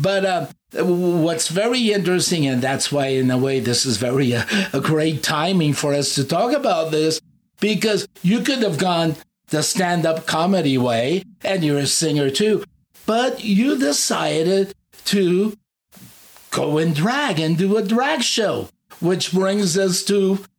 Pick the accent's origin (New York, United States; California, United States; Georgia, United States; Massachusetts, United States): California, United States; Fremont; So, and then I grew up in Fremont, San Leandro.